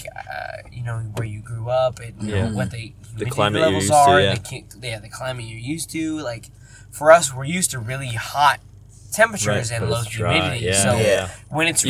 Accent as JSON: {"language": "English", "town": "Las Vegas", "region": "Nevada", "country": "United States", "said": "we're from Las Vegas, and the humidity is like 9 to 10% at best"}